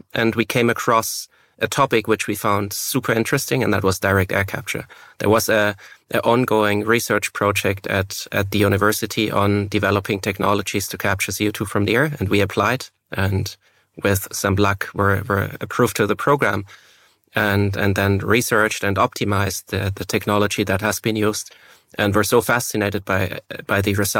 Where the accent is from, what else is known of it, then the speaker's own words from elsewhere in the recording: Germany; English is a second language; And both being born and raised in Germany and studying in Switzerland, the Swiss have a secret language.